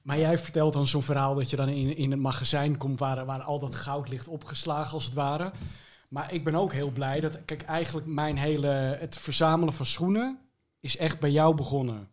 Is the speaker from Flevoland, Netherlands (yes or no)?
yes; Almere, Flevoland, Netherlands; ik ben eh, opgegroeid in Almere